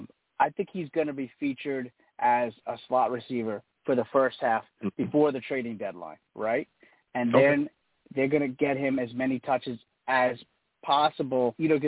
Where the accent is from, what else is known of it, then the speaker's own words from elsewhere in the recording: New York City, New York, United States; I'm from Queens.